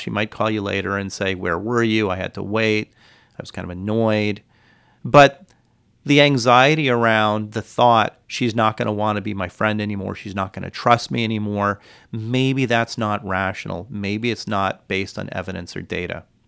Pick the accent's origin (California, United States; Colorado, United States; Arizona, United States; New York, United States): California, United States; now in Hawaii, United States; I grew up in California